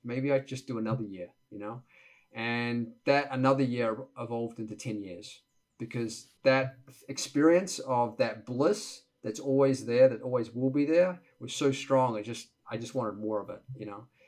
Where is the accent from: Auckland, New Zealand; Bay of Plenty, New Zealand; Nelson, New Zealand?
Auckland, New Zealand; moved away as an adult; now in United States; the first 20 years of my life growing up in New Zealand, Auckland, New Zealand, and typical Kiwi kid lifestyle